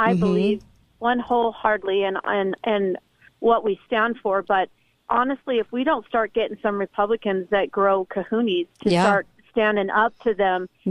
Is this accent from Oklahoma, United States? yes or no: no; Arizona, United States; And I'm from Arizona